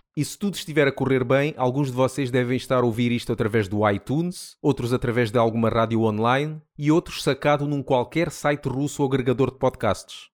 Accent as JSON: {"language": "Portuguese", "town": "Amora", "region": "Setúbal", "country": "Portugal", "said": "venho da zona da Amora, Margem Sul"}